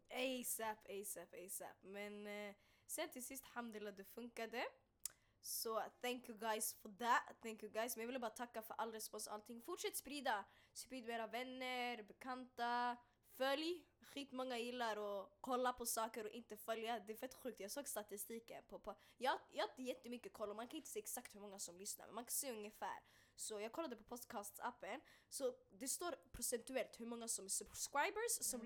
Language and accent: Swedish; Stockholm, Stockholm County, Sweden; also born or lived in Bredäng; jag kommer från Hagsätra, jag kan bara snacka om Hagsätra. Jag, jag, jag föddes där och mm. växte mm. upp där